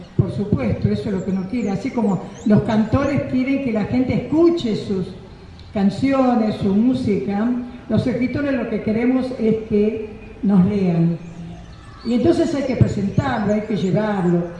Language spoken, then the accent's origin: Spanish; Santa Lucía, Tucumán, Argentina; mi pueblo